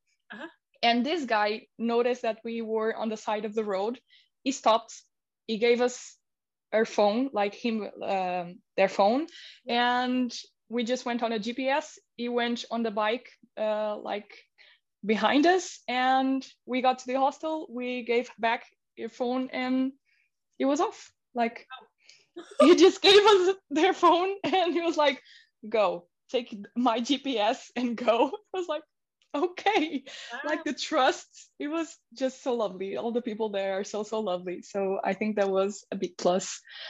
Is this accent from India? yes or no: yes; India; moved away; because I came from India and I started my Instagram page